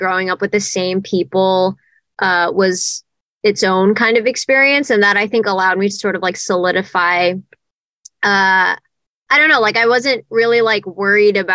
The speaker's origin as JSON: {"language": "English", "region": "Jakarta", "country": "Indonesia", "tie": "born or raised there", "also_born_or_lived": "Nashville", "moved": "as an adult", "lives_now": "Los Angeles, United States", "said": "I was born and raised in Jakarta, Indonesia. I moved to the States. To Nashville, actually, when I was 18 for college"}